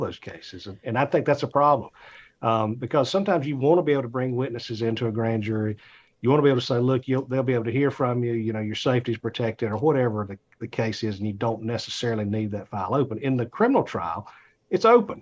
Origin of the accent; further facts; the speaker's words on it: Atlanta, Georgia, United States; I'm from Atlanta.